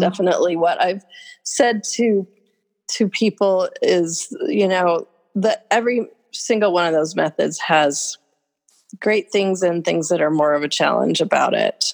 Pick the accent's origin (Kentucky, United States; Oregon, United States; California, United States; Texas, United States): Oregon, United States; Oregon coast, United States; also born or lived in Willamette Valley, Oregon / Bend, Oregon; I've been in Oregon my whole life. I grew up on the Oregon coast, and then I was in the valley for a while, and I've been in Bend now for 25 years.